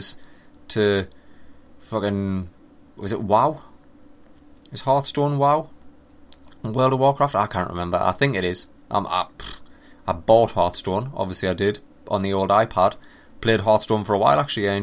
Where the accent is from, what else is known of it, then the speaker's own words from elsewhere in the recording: England, United Kingdom; I'm from England